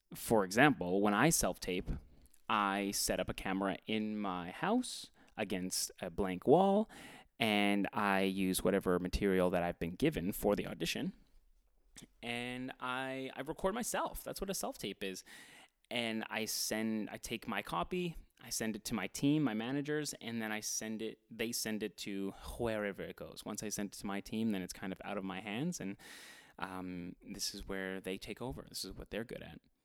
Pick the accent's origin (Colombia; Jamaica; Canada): Canada; Edmonton, Alberta; I am from Edmonton, Alberta, Canada